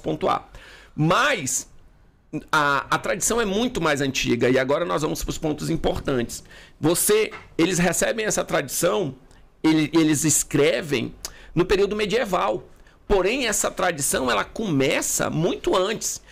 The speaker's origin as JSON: {"language": "Portuguese", "town": "Manaus", "region": "Amazonas", "country": "Brazil", "said": "eu sou de Manaus"}